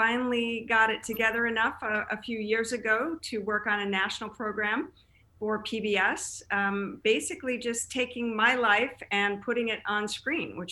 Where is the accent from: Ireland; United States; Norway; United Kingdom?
United States; Chicago, Illinois; moved away as an adult; also born or lived in Denver, Colorado / Boston / St. Louis; now in California, United States; Originally from Chicago. I grew up in the Chicago area.